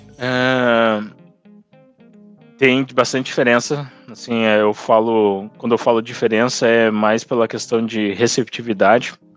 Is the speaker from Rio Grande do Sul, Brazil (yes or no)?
yes; Rio Grande do Sul, Brazil; eu sou do Rio Grande do Sul